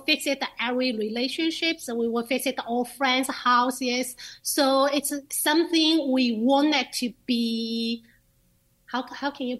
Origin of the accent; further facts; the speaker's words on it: China; now in Lancaster, United States; I'm from China